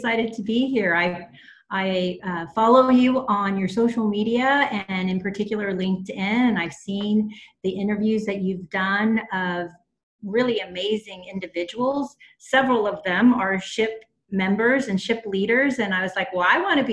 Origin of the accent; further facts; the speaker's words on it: Houston, Texas, United States; I was born in Houston, Texas, so I'm a Tejana